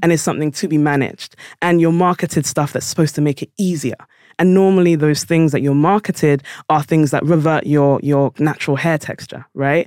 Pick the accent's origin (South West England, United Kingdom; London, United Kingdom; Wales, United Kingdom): London, United Kingdom; I was born in South London